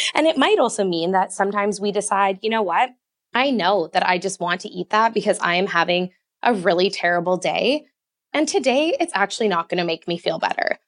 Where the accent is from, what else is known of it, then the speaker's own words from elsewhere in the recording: Canada; I'm Canadian